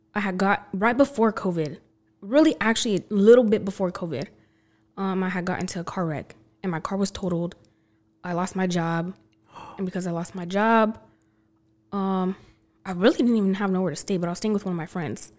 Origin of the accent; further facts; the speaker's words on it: Belen, New Mexico, United States; also born or lived in Los Lunas, New Mexico / Albuquerque, New Mexico; now in Texas, United States; I mainly grew up in Belen, though, and then I moved to Las Lunas.